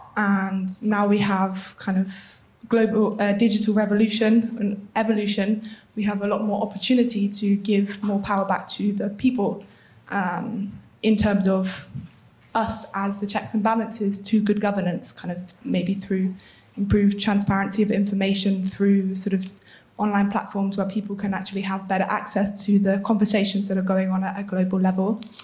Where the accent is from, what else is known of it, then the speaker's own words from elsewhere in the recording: United Kingdom; I'm British